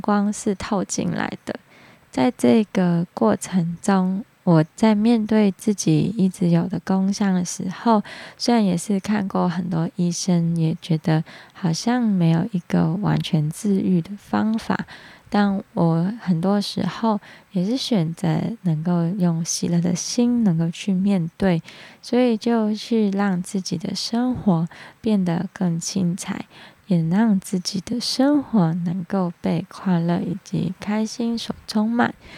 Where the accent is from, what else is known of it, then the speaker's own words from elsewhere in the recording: Hong Kong; accent: Hong Kong; Chinese is a second language; now in Taiwan; 我知道我在讲发光这个字一定是有点走音，但是请大家能够体谅，因为我是香港人，接纳我的口音